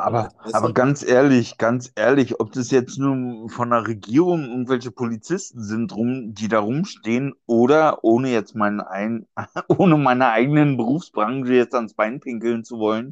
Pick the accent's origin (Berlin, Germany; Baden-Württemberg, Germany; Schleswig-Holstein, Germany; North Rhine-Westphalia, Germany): Berlin, Germany; als Berliner